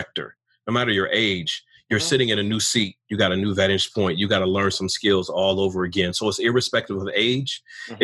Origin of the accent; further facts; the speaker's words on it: Pontiac, Michigan, United States; I was born in the North in Michigan, about 25 minutes north of Detroit in a city called Pontiac, where the Lions used to play